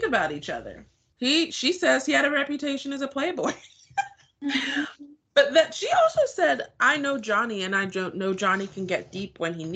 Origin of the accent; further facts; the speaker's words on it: Nigeria; now in United States; We're both Nigerian. We're both members of the Nigerian clubs at our respective university.